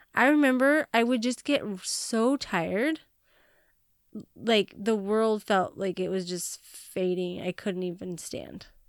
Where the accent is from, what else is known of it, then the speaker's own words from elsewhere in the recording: Montana, United States; I was not born in Hawaii, and I was born in Montana